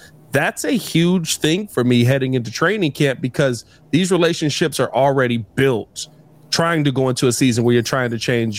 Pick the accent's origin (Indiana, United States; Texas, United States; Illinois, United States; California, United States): Illinois, United States; North Chicago; Waukegan, right next to my hometown of North Chicago.